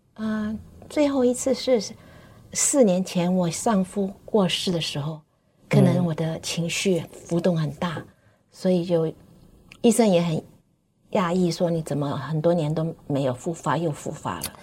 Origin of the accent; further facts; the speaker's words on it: Hong Kong; moved away; 我从小在香港出生长大